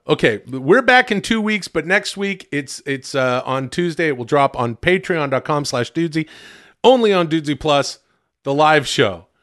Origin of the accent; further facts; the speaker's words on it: Canada; I'm Canadian.